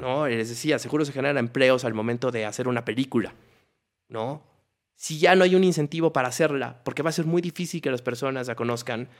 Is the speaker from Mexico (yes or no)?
yes; Mexico; como mexicanos